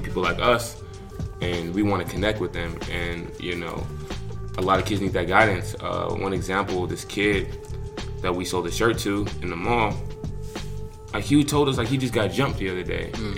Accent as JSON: {"language": "English", "town": "Lakewood", "region": "California", "country": "United States", "tie": "born or raised there", "also_born_or_lived": "Inglewood, California", "said": "born in Inglewood in LA, and then you know after they started hustling, get their stuff together, paper right then they moved us to Lakewood, which is like a little suburb off of Long Beach"}